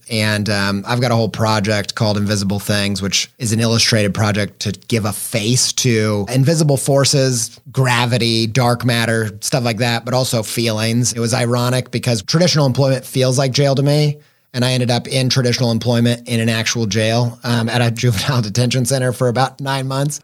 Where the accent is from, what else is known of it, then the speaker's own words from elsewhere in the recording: Midwest, United States; I grew up in the Midwest